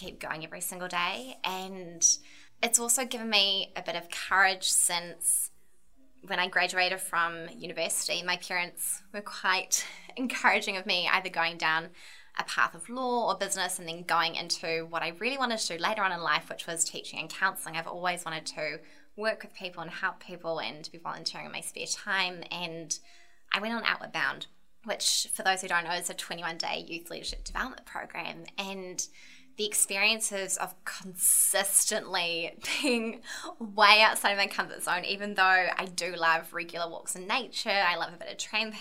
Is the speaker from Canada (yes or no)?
no; Ramarama, Auckland, New Zealand; also born or lived in Dunedin; Born and bred in Ramarama in the south of Auckland, really rural area.